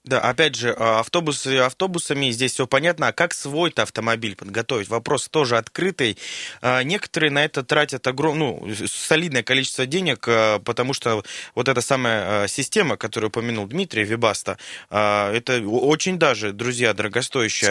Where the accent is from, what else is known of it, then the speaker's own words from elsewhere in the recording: Siberia, Russia; мы, сибиряки, друзья из Красноярска